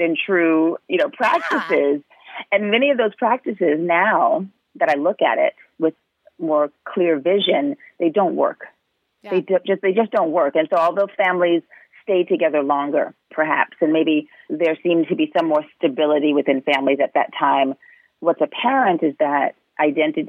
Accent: New York City, New York, United States; I grew up in New York, in Manhattan, you know, in the 70s, 80s, and 90s

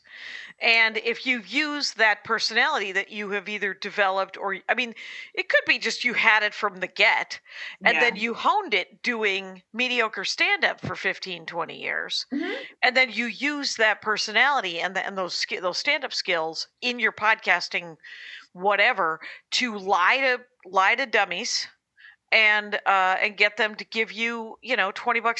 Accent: Wisconsin, United States; now in Los Angeles, United States; I'm from Wisconsin

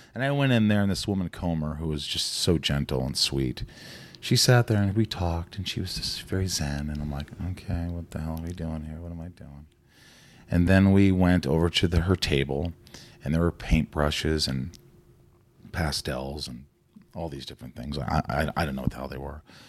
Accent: Newburgh, Indiana, United States; moved away as an adult; also born or lived in New York / Connecticut; I grew up in a small town called Newburgh, which is about fifteen, twenty minutes from Evansville

